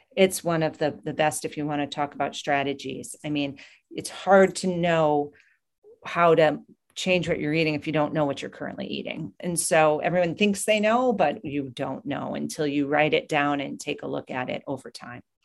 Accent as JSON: {"language": "English", "region": "New Hampshire", "country": "United States", "tie": "born or raised there", "moved": "yes", "said": "From New Hampshire is where I grew up"}